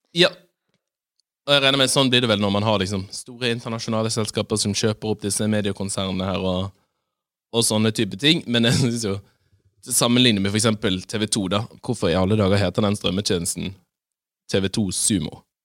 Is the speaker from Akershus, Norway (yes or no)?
no; Bergen, Vestland, Norway; som bergenser